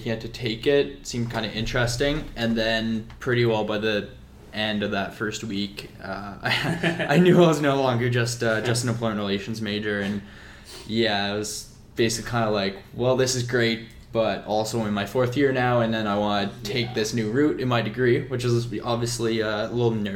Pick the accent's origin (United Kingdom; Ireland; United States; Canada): Canada; New Glasgow, Nova Scotia; I'm from a nice little town in kind of northern Nova Scotia called New Glasgow. Grew up there until I took off to Acadia University.